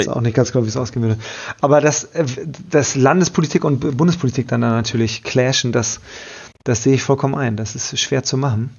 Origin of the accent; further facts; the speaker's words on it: Bielefeld, North Rhine-Westphalia, Germany; ich bin aus Bielefeld